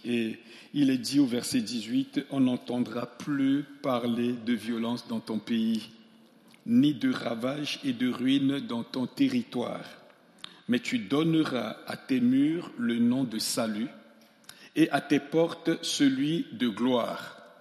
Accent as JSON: {"language": "French", "country": "Central African Republic", "also_born_or_lived": "Grenoble, France", "moved": "as an adult", "said": "chez moi en Centrafrique"}